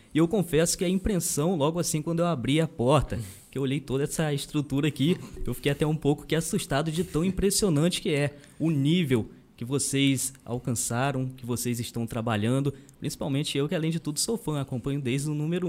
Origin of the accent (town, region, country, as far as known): Pingo d'Água, Minas Gerais, Brazil